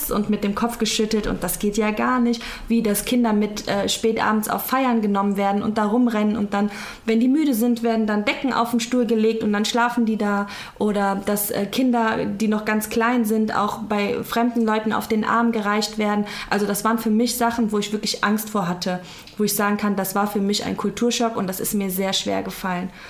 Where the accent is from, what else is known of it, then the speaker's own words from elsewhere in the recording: Cologne, North Rhine-Westphalia, Germany; now in Leverkusen, Germany; ich bin 31 Jahre alt, in Köln geboren, in Köln aufgewachsen, zwangsweise nach Leverkusen gezogen